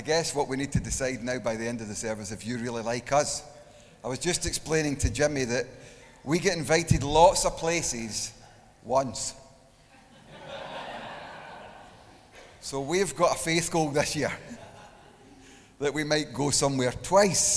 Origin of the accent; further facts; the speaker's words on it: Glasgow, Scotland, United Kingdom; I'm from Glasgow. We pronounce the C differently through there with an S